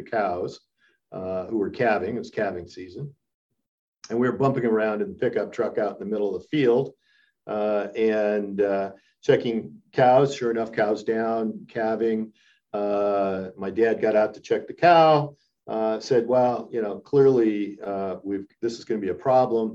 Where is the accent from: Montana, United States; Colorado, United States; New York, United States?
Montana, United States; I was born in Montana. My father had a ranch in Western Montana.